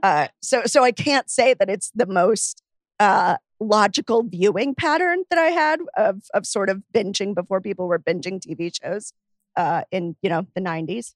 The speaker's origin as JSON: {"language": "English", "town": "Miami", "region": "Florida", "country": "United States", "tie": "born or raised there", "said": "where I grew up in Miami"}